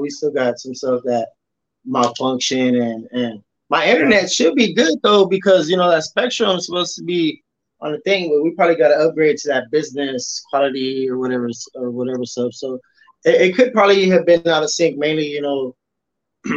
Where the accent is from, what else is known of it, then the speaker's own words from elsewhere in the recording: Texas, United States; I'm from Texas